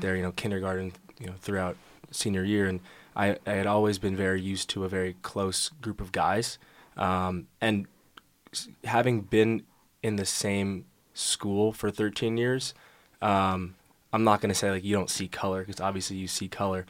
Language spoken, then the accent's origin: English; New York, United States; I'm from New York